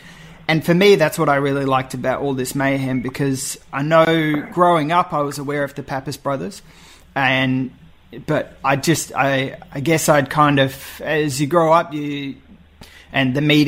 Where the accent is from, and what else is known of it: Australia